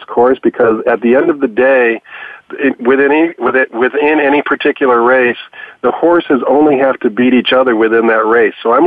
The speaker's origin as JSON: {"language": "English", "town": "Chicago", "region": "Illinois", "country": "United States", "tie": "born or raised there", "said": "growing up in Chicago was going out to Arlington Park when I was 13 years old"}